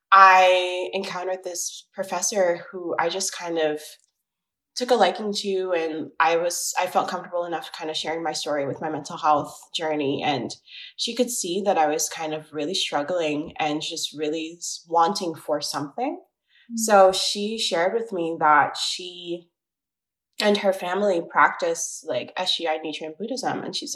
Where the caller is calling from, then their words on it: New York City, New York, United States; I am 25 years old, and I'm calling from Brooklyn, New York